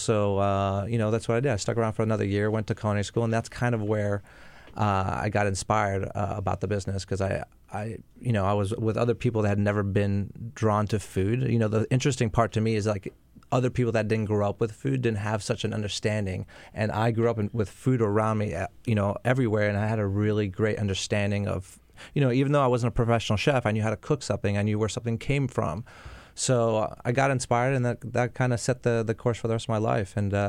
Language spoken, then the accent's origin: English; Montreal, Quebec, Canada; moved away; also born or lived in Florida; In Montreal. I'm from Montreal. Yeah, so I'm a big Greek family in Montreal in the restaurant business.